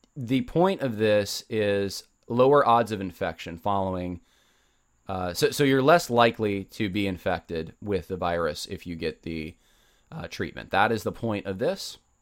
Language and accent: English; United States; I'm an American